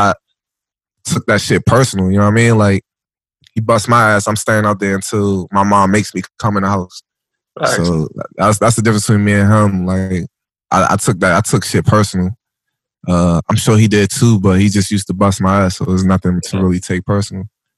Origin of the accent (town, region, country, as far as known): Waldorf, Maryland, United States; born or raised there